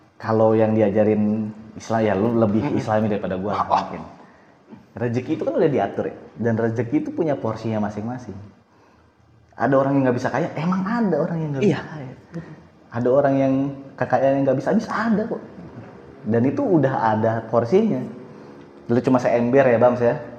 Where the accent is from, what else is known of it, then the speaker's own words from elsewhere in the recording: Jakarta, Indonesia; kan gue orang Jakarta ya maksudnya asli situ lah